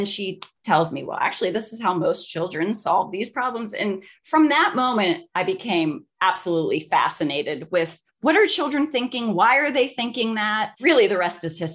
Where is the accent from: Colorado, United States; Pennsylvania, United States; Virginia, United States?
Pennsylvania, United States; Pittsburgh; I was from Pittsburgh.